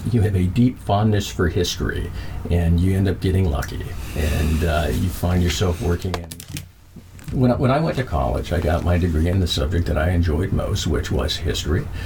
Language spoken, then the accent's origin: English; Minnesota, United States; also born or lived in Germany; I was born in Frankfurt, Germany, uh, my brother was born in Colorado Springs, so we were at the military bases there. Uh, eventually, we came back home here to Minnesota, and uh, most of my life, the vast majority of my life, has been here in Minnesota.